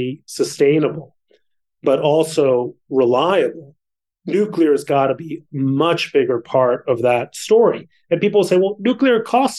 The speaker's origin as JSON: {"language": "English", "region": "Mexico City", "country": "Mexico", "tie": "born or raised there", "moved": "yes", "lives_now": "United States", "said": "I grew up in Mexico City."}